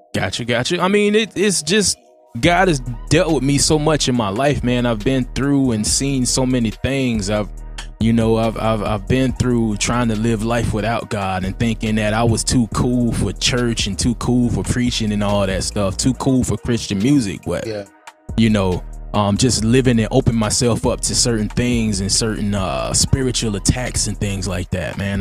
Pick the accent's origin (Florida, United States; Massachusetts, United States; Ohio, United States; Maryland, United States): Florida, United States; Jacksonville; I'm from Duval County